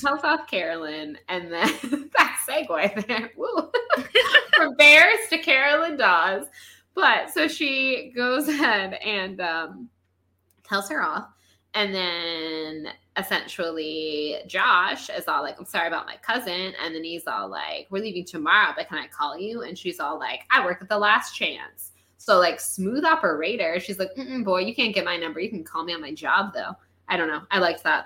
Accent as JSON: {"language": "English", "region": "Florida", "country": "United States", "tie": "born or raised there", "said": "growing up in Florida"}